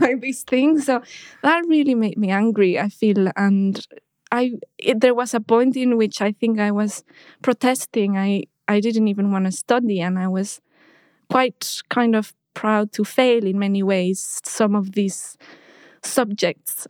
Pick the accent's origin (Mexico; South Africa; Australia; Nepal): Mexico; Mexico City; now in London, United Kingdom; I was born in Mexico and I grew up in Mexico City.